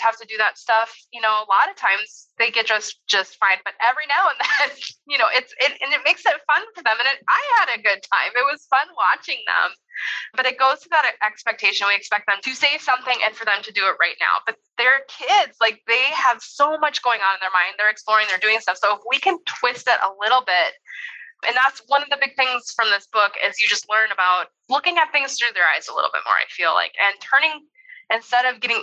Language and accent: English; North Dakota, United States; now in Indiana, United States; I grew up in North Dakota